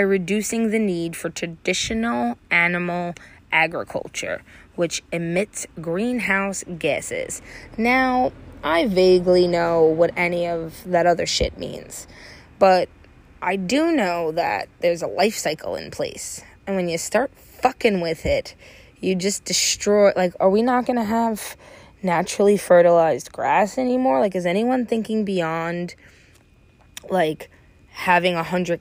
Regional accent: United States; I'm fucking American

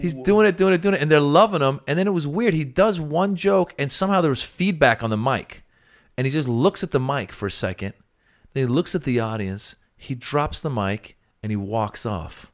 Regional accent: Bay Area, California, United States; now in Los Angeles, United States; I grew up in the Bay Area

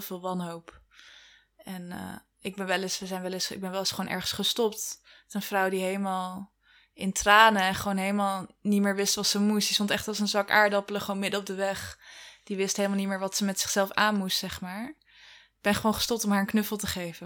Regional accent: Wageningen, Gelderland, Netherlands; Ik ben geboren in Wageningen

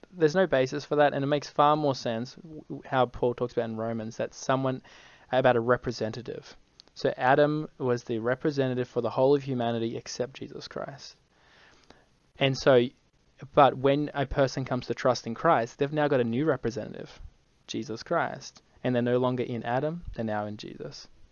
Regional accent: Brisbane, Queensland, Australia; I'm from Brisbane.

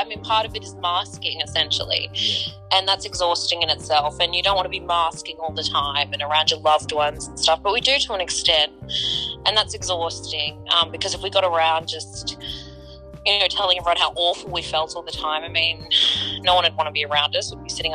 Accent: Canberra, Australian Capital Territory, Australia; I was born in Canberra, so I've lived here basically my whole life.

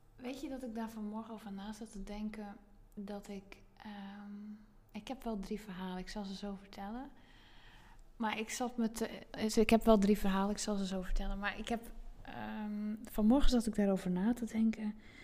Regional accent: Zeelandic Flanders, Netherlands; moved away as an adult; now in Zandvoort area, Netherlands; ik heb dus 30 jaar in zuid vlaanderen gewoond. En ehm, dus dat is uh, het stuk van Zeeland wat tegen België aangeplakt zit.

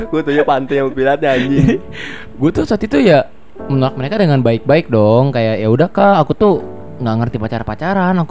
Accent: Jakarta, Indonesia; now in Solo, Indonesia; kayak gue kan pindah dari Jakarta orang-orang sana tuh kayak ngeliat orang Jakarta heboh gitu loh heboh sendiri

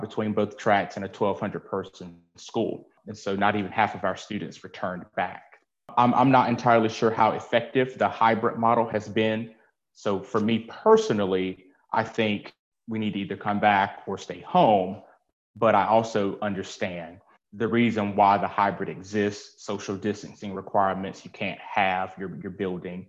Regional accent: Nash County, North Carolina, United States; now in Greenville, United States; I am from Nash County. I currently live in Greenville, North Carolina.

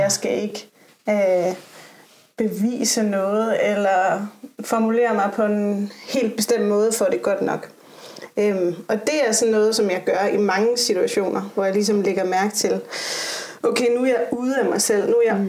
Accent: Aarhus, Central Denmark Region, Denmark; jeg er fra Aarhus. Og øh, er et datter af en vestjysk mor og en tunesisk far. Og så er jeg opvokset i øh, sådan lidt flippet miljø øh, på en skole i Aarhus

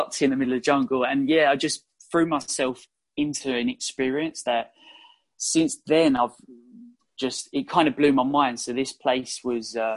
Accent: London, United Kingdom; also born or lived in Australia; So I come home from Australia, back to London

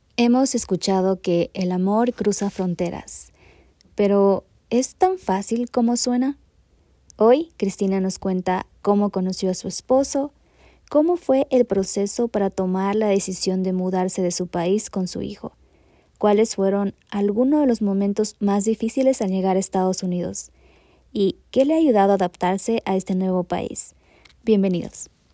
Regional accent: Ecuador; now in United States; soy de Ecuador, pero me mudé a otro país

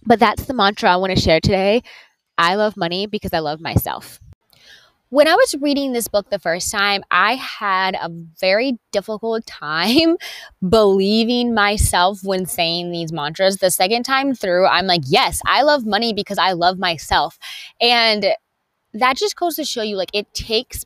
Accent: Conway, South Carolina, United States; moved away; I am in my hometown of Conway, South Carolina, at my mother's house

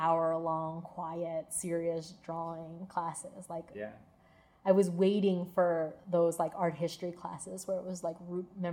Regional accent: East Coast, United States; moved away as an adult; also born or lived in California; now in Pittsburgh, United States; I grew up in the East Coast

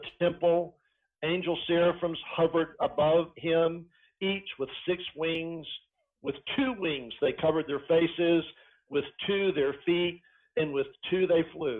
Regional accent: Elizabethton, Tennessee, United States; the little town that I grew up in Elizabethton, Tennessee

